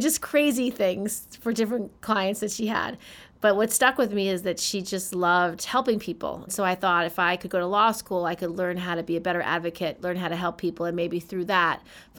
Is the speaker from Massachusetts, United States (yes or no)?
no; Albany, New York, United States; I was born in Albany, New York.